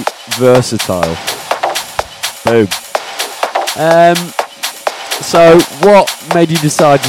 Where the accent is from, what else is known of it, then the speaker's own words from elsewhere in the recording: United Kingdom; accent: Northern; the Southerners don't like to hear my Northern accent too much.